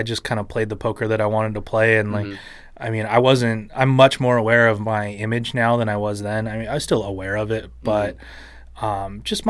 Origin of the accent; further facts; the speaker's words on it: Santa Barbara, California, United States; also born or lived in Doylestown, Pennsylvania; My family moved to Santa Barbara when I was two and a half years old. {S3} Okay. {S2} And that's where I grew up.